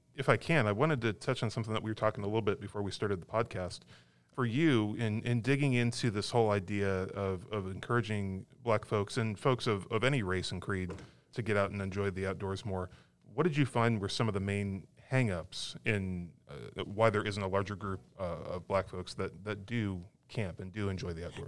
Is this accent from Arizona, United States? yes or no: yes; Arizona, United States; I'm from Arizona